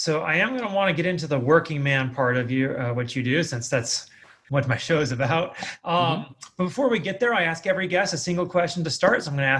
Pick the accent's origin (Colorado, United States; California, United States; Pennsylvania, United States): California, United States; also born or lived in Ohio, United States; now in Las Vegas, United States; I'm originally from California